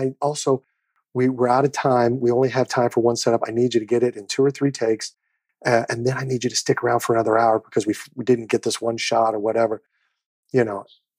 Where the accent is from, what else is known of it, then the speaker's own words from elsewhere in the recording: Kansas City, Missouri, United States; I've used what little celebrity I have to do wonderful things in my hometown of Kansas City.